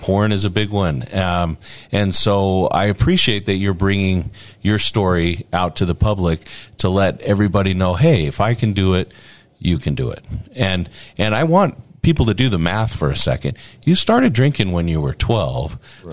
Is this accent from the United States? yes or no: yes; Morgan, Utah, United States; I'm from Morgan